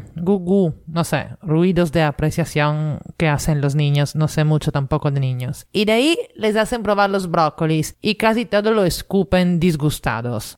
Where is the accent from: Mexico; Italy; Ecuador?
Italy; now in Lima, Peru; italiana en Lima